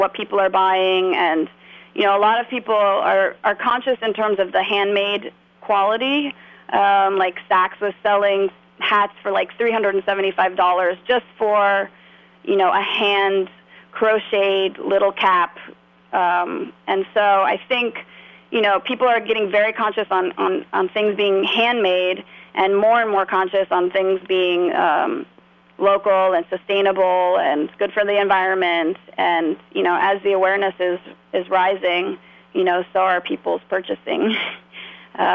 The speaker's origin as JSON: {"language": "English", "country": "Australia", "also_born_or_lived": "New York City, United States", "moved": "as an adult", "lives_now": "Hyde Park, United States", "said": "I'm originally from Australia and have been in New York for about the past 10 years"}